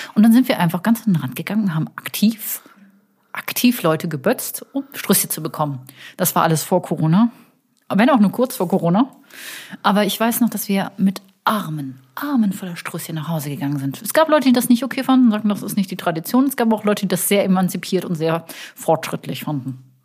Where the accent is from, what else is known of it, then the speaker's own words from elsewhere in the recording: Cologne, North Rhine-Westphalia, Germany; als Kölner